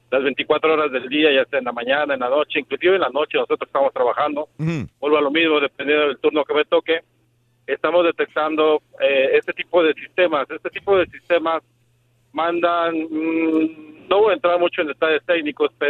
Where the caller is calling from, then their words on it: Texas, United States; yo soy acá de Meaton Texas.